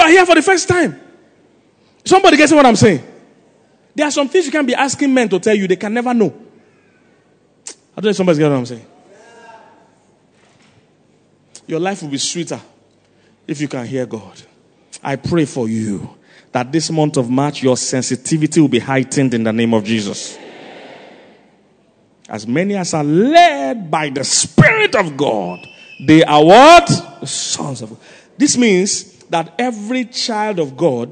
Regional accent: Lagos, Nigeria; also born or lived in Makurdi; I'm from Lagos

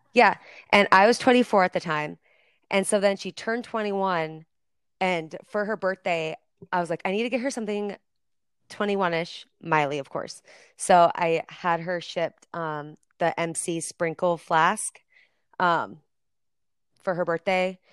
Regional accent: Nebraska, United States; I'm from Nebraska.

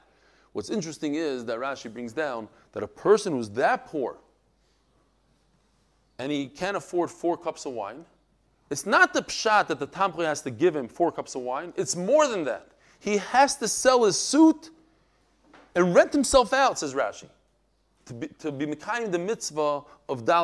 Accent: Bnei Brak, Tel Aviv District, Israel; I'm a Litvak from Bnei Brak

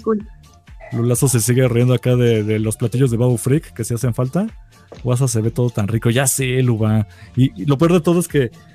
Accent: Mexico; somos mexicanos

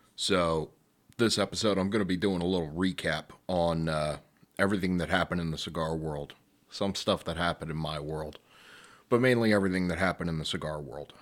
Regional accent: Delaware County, Pennsylvania, United States; I am one man from Delco.

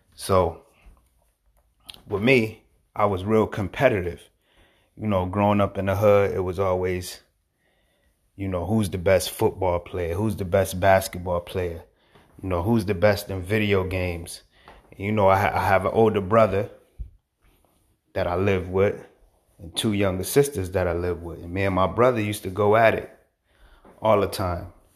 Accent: Hartford, Connecticut, United States; also born or lived in Manchester, Connecticut; I was born in Hartford, Connecticut, um, Bellevue Square Projects

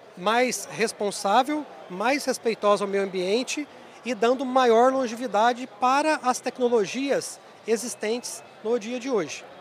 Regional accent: Três Pontas, Minas Gerais, Brazil; eu nasci na roça, né? eu sou cria do sul de Minas, da cidade de Três Pontas

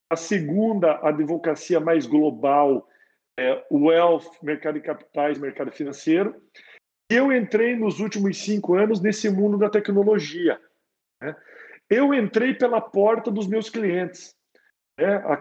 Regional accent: Curitiba, Paraná, Brazil; moved away as an adult; now in São Paulo, Brazil; foi exatamente essa época que eu saí de Curitiba para São Paulo. Né? É, Curitiba já não já não me desafiava mais.

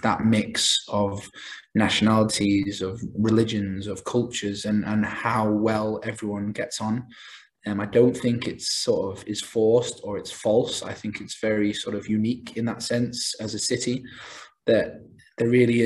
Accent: Isle of Man; moved away as an adult; also born or lived in Massachusetts, United States; I'm from the Isle of Man originally

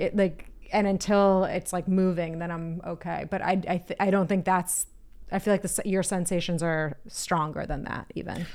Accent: Boston, Massachusetts, United States; East Coast, I'm from the Boston area. I'm American

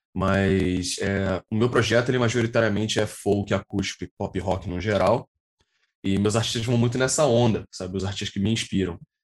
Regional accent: Rio de Janeiro, Brazil; eu nasci na zona oeste do Rio de Janeiro, aqui em Jacarepaguá. Eu sou da Taquara, atualmente. Moro aqui já desde pequenininho

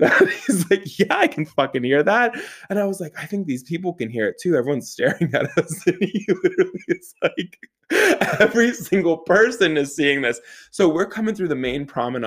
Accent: Pittsburgh, Pennsylvania, United States; I'm from Pittsburgh

